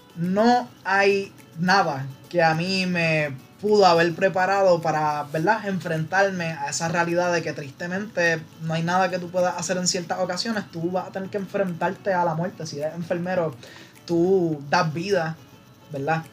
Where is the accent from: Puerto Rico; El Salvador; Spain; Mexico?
Puerto Rico; Trujillo Alto; moved away as an adult; yo llegué para la Católica, vine de Trujillo Alto